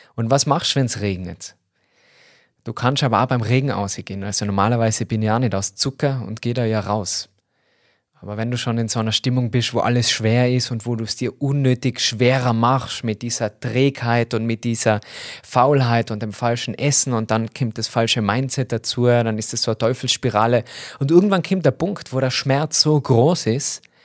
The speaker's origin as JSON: {"language": "German", "region": "Tyrol", "country": "Austria", "accent": "Tyrolean dialect", "said": "falle voll in den Tiroler Dialekt"}